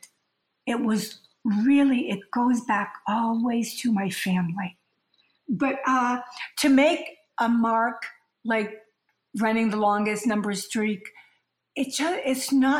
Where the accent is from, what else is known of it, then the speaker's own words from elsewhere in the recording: Boston, Massachusetts, United States; moved away as an adult; also born or lived in Oakland; I grew up in Boston